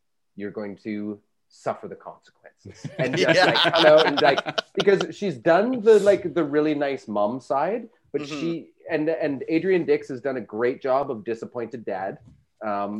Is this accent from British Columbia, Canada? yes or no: yes; Aldergrove, British Columbia, Canada; I grew up in Aldergrove